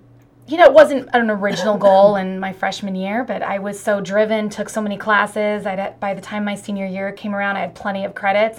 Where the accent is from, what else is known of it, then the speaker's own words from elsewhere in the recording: Newport, Oregon, United States; Newport, Oregon. Born and raised Oregonian.